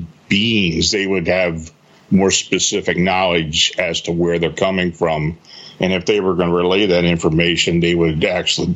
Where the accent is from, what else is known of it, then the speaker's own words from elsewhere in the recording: Gettysburg, Pennsylvania, United States; I was born and raised near the Gettysburg battlefield, spent a lot of time there as a kid